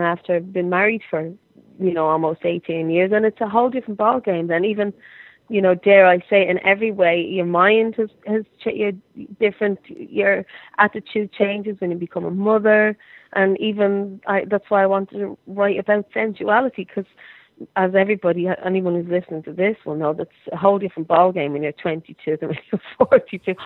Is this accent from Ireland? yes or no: yes; Ireland; I'm Irish